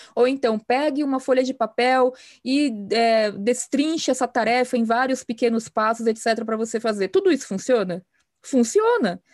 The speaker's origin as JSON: {"language": "Portuguese", "region": "São Paulo", "country": "Brazil", "tie": "born or raised there", "also_born_or_lived": "Campinas", "said": "Eu moro em São Paulo, sem, sou paulistana por, de, por nascença e por vocação"}